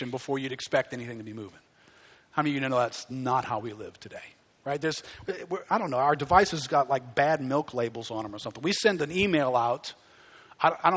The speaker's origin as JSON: {"language": "English", "country": "United States", "said": "we're Americans"}